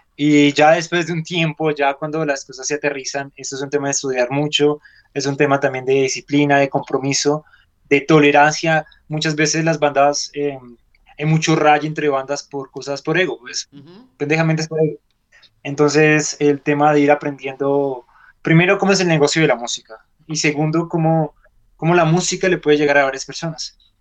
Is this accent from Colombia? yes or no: yes; Colombia; En este país llevamos más de 50 años con una guerra interna